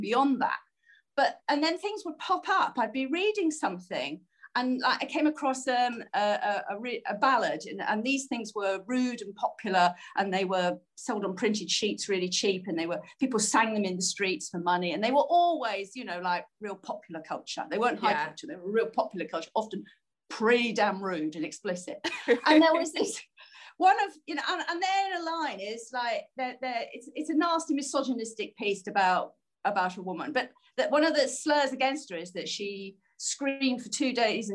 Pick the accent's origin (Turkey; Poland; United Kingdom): United Kingdom